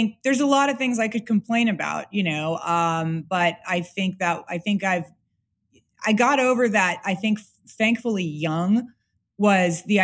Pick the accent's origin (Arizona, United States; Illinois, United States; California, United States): California, United States; Los Angeles; moved away; I'm from Los Angeles specifically. I'm from like Bel Air and Beverly Hills.